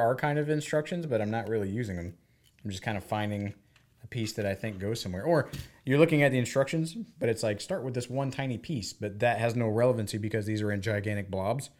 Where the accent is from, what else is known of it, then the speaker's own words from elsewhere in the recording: United States; as an American